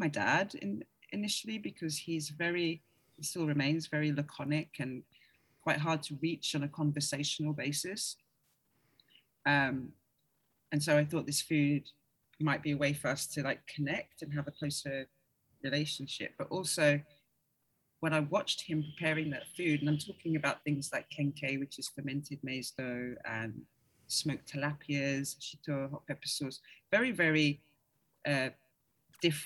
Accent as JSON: {"language": "English", "region": "London", "country": "United Kingdom", "tie": "born or raised there", "also_born_or_lived": "Ghana", "said": "I am London. You can hear it, right? Like, you know, growing up in London"}